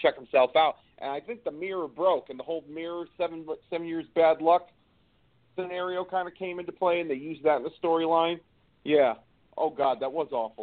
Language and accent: English; Hartford, Connecticut, United States; my hometown of Hartford, Connecticut